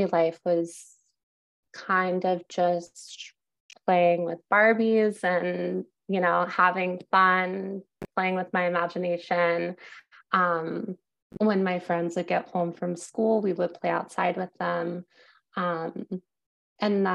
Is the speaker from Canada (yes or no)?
no; Wake Forest, North Carolina, United States; moved away as an adult; also born or lived in Greensboro, North Carolina; now in New York City, United States; I grew up in Wake Forest, North Carolina.